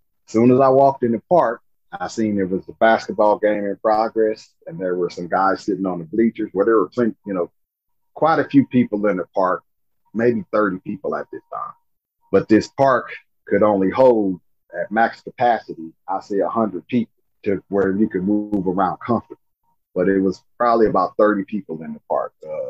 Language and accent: English; Louisiana, United States; And, you don't sound like you're from Louisiana. And I'm like, again with this, you don't sound like you're from Louisiana.